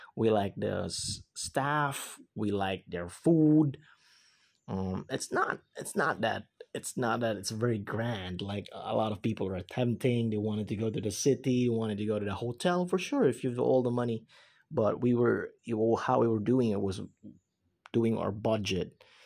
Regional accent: Philippines; English is a second language; I'm a Filipino, I'm the Philippines

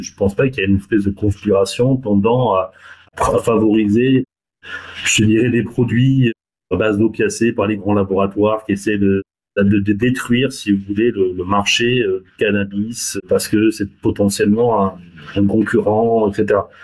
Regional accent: France; on, on est français

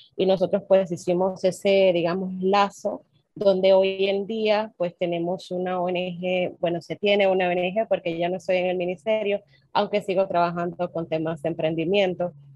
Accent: Dominican Republic; de República Dominicana

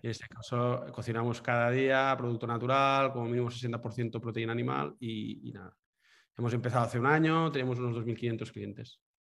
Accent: Manresa, Catalonia, Spain; now in Girona, Spain; soy nacido en Manresa, eh, un pueblo de, Cataluña, y, nada, vivo ahora en Girona

